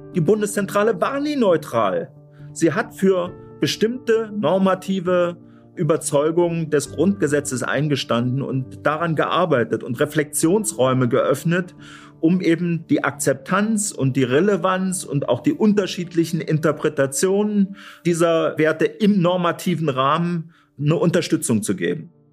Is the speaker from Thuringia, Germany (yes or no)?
yes; Thuringia, Germany; als gebürtiger Thüringer